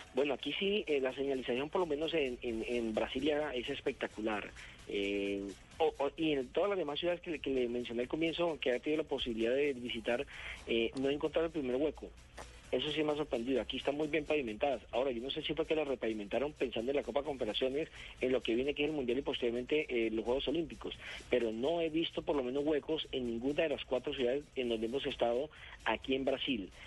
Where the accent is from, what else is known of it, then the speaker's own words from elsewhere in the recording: Colombia; nosotros que nos vinimos de Colombia